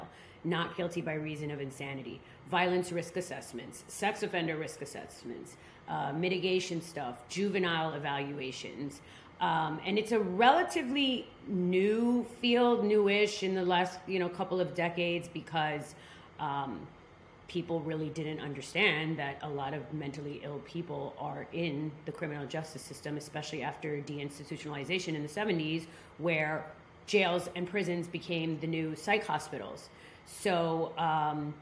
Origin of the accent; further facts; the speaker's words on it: New York, United States; moved away as an adult; now in Miami, United States; I grew up in New York